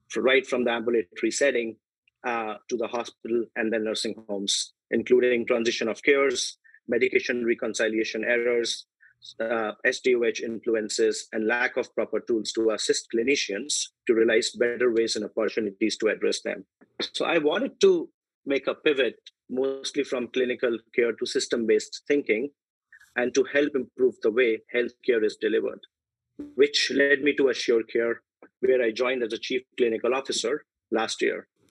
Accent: India; moved away as an adult; also born or lived in United Kingdom; now in United States; I was born and raised in India, where I did my medicine training from Mumbai

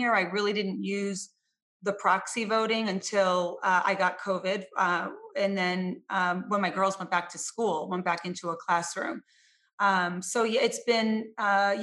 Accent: Lowell, Massachusetts, United States; I was born and raised in Lowell

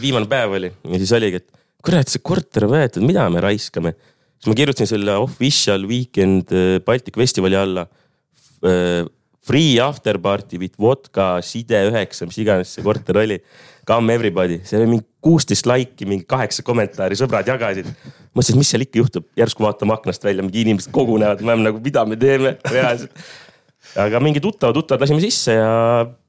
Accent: Ahja, Põlva County, Estonia; seal, kus ma üles kasvasin, eh, Ahjal siis maakohas

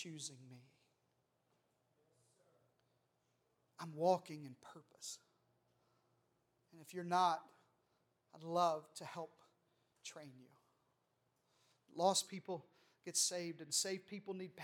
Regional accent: Arkansas, United States; I'm from Arkansas

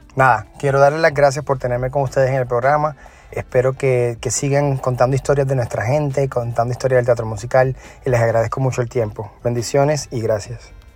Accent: Puerto Rico; now in New York, United States; soy de Puerto Rico

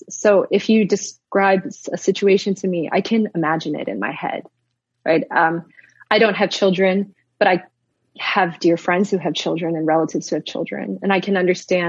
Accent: Wisconsin, United States; now in Canada; from detasseling corn in Wisconsin when I was 13

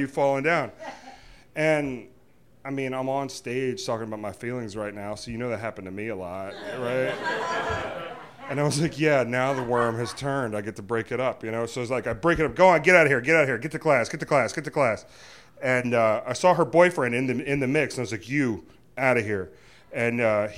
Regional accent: Virginia, United States; We're from Virginia

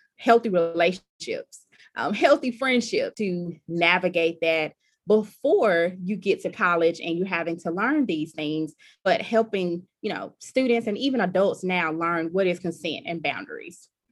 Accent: about an hour from Columbus, rural Mississippi, United States; my hometown that's very rural and you know there aren't any services nearby

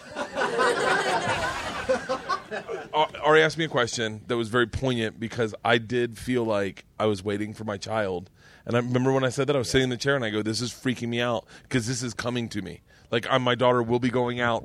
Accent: Florida, United States; I grew up in Florida

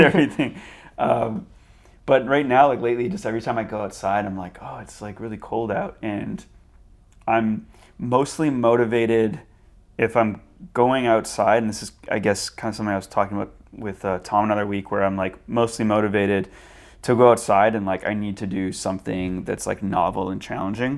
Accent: Burnaby, British Columbia, Canada; when I started parkour, I was, like, seventeen, and it was in, in Burnaby

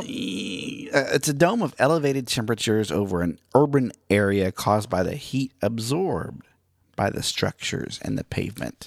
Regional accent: Miami, Oklahoma, United States; moved away; Miami, Oklahoma, my hometown

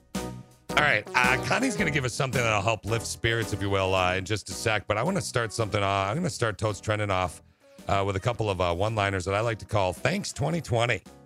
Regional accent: Lansing, Michigan, United States; I was raised in Lansing

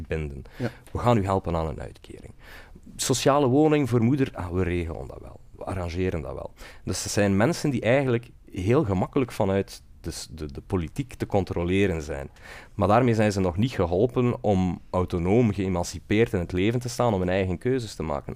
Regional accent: West Flanders, Belgium; now in Brussels, Belgium; Ik kom van iets verder dan Sieltje, uit West-Vlaanderen eh, geboren en getogen

